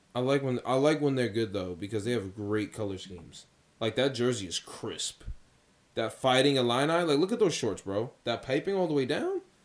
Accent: New York City, New York, United States; I'm a man from Queens

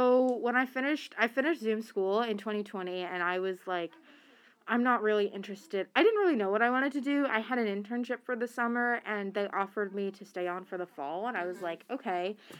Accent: Boston, Massachusetts, United States; I grew up where I grew up, and, like, I grew up in Boston and, like, mostly on the East Coast, and I didn't have a big Muslim community

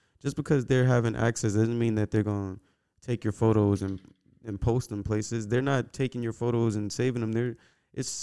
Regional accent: United States; I'm from America

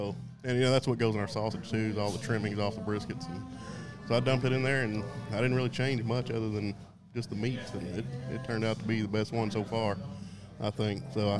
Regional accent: Port Neches, Texas, United States; now in Nederland, United States; I'm from Port Neches. I live in Nederland, though.

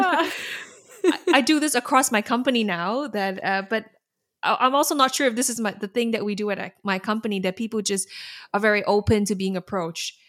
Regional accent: Singapore; moved away as an adult; now in Netherlands; I'm from Singapore

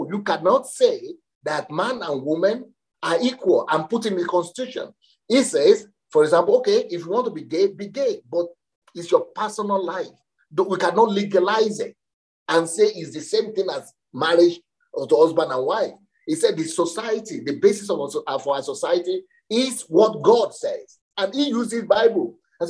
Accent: Ukraine; So, but when we go to other, people hear that I'm from Ukraine, they say, okay, so Ukraine now is like, we stand for all those evil things that they are fighting against.

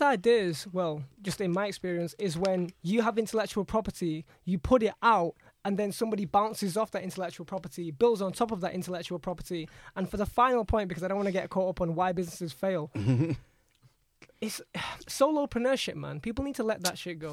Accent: Jakarta, Indonesia; I'm um, born in Indonesia, in Jakarta, capital of Indonesia.

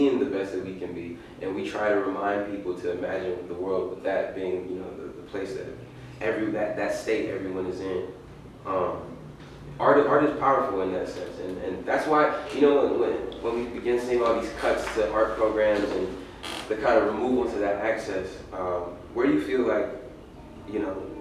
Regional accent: Lancaster, California, United States; I grew up in Lancaster.

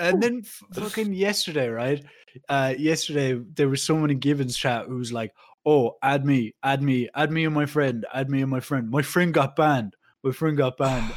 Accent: Ireland; we're Irish

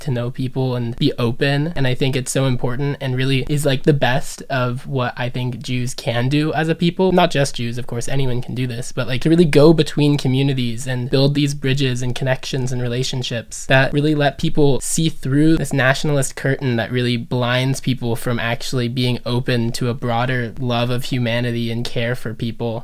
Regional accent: United States; as an American, American Jew and Americans in general, we're very culturally monolingual nation

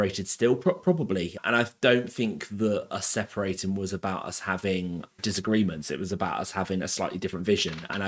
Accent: Abingdon, South East England, United Kingdom; I was brought up in Abingdon. I went to school in Abingdon.

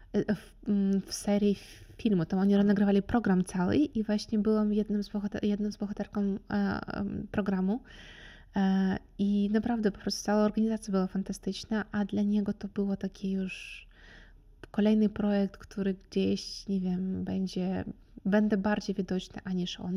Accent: Kherson, Kherson Oblast, Ukraine; Polish is a second language; moved away as an adult; now in Opole, Poland; pochodzę z Hersonia, to jest Czarne Morze

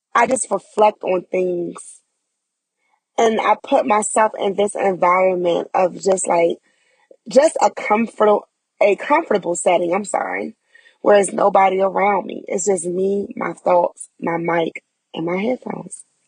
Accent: Prince George's County, Maryland, United States; moved away as an adult; also born or lived in Charlotte area, North Carolina; now in Charlotte, United States; I am from Prince George's County, Maryland. And I relocated to North Carolina within the Charlotte area about four and a half years ago

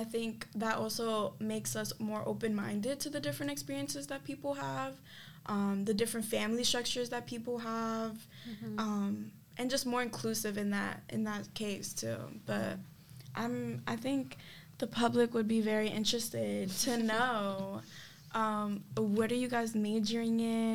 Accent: New York City, New York, United States; I'm come from the South Bronx, New York, Gripao, best borough alive, truly

